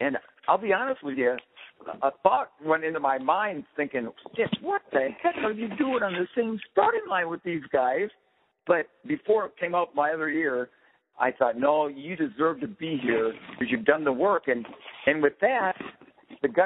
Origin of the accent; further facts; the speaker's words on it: Minnesota, United States; part of Minnesota I'm from is very flat